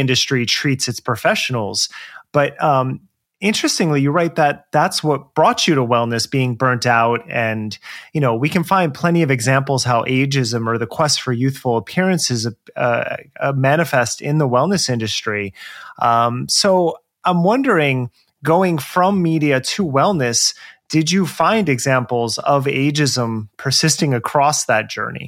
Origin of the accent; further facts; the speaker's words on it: New Jersey, United States; moved away as an adult; also born or lived in New York City / Los Angeles; now in Portland, United States; I grew up in Jersey